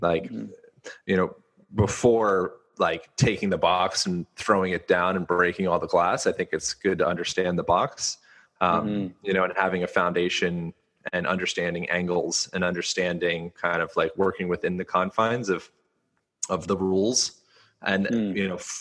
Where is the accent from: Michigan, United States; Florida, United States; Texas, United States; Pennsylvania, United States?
Pennsylvania, United States; Lancaster; moved away; also born or lived in Hawaii; I grew up in Lancaster, Pennsylvania